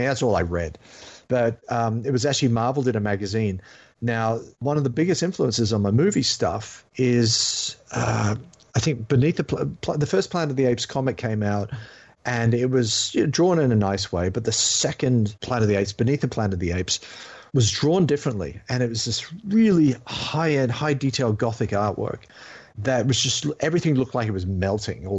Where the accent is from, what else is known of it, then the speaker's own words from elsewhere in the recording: England, United Kingdom; now in Australia; I grew up in England, then moved to Australia